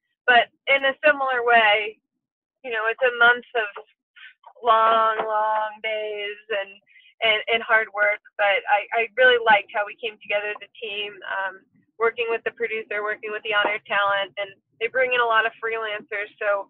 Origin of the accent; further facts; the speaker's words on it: Chicago, Illinois, United States; moved away; I'm from Chicago.